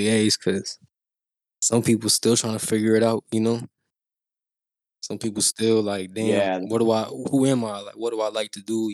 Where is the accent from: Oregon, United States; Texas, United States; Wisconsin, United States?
Texas, United States; Houston; I'm from Houston